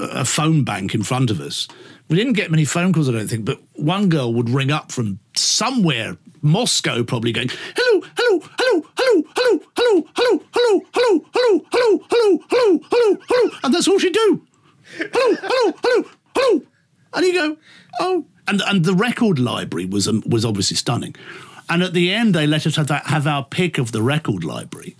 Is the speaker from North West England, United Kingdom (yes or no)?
yes; Liverpool, North West England, United Kingdom; accent: Liverpool; also born or lived in Dubai; Oh, that's my Liverpool accent.